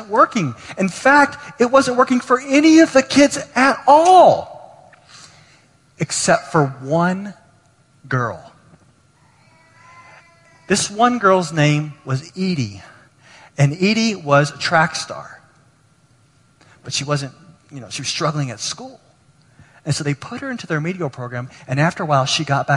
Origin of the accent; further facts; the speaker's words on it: Texas, United States; I grew up in Texas